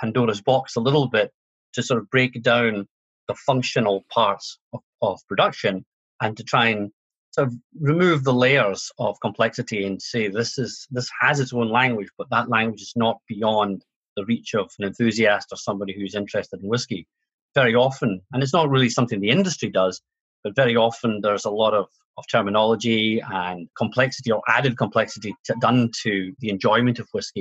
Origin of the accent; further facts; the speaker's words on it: Scotland, United Kingdom; being Scottish